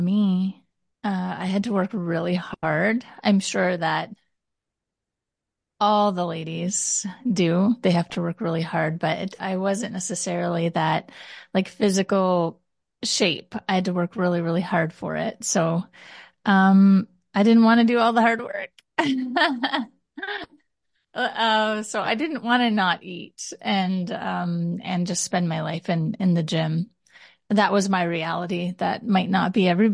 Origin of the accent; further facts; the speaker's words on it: Canada; also born or lived in Ottawa / Taiwan; I'm Canadian